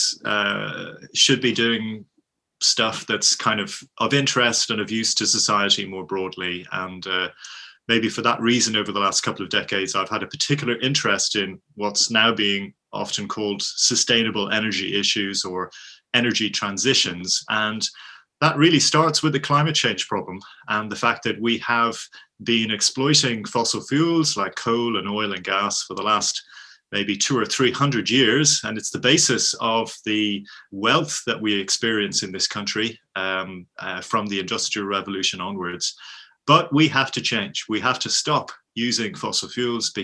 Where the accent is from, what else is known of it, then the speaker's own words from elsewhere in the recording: Dublin, Leinster, Ireland; moved away as an adult; now in United Kingdom; I'm Irish, I'm from Dublin, but I've been living in the UK for about the last 30 years